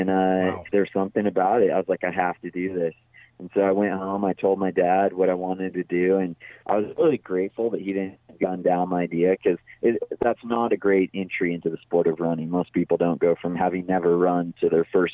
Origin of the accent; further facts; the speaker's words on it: Big Bear Lake, California, United States; I grew up in Big Bear Lake in Southern California, up in the mountains up there